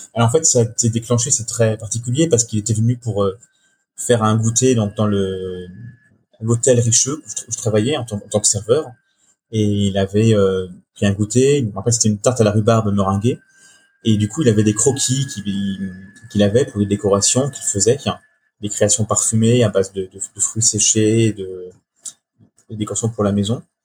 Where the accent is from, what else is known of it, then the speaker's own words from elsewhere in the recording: Brittany, France; je suis breton